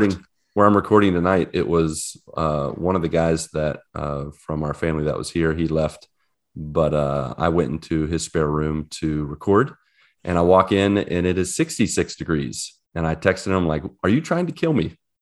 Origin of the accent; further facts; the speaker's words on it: West Virginia, United States; moved away as an adult; now in Orlando, United States; I ditched you guys, you and West Virginia, a few days ago